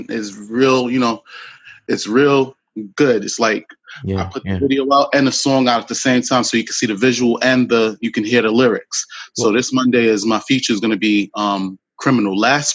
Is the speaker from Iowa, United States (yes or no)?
no; New York City, New York, United States; I'm from the Bronx, Lower East Side